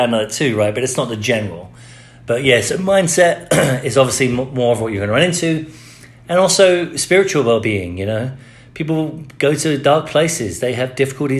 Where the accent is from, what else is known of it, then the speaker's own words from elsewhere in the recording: England, United Kingdom; now in United States; I grew up in the Church of England. When I moved to America, I couldn't go to the Church of England anymore